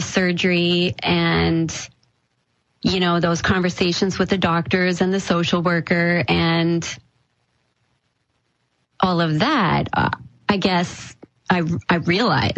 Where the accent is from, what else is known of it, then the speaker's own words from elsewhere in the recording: Manitoba, Canada; moved away as an adult; now in Calgary, Canada; I was from Manitoba, my family was in Manitoba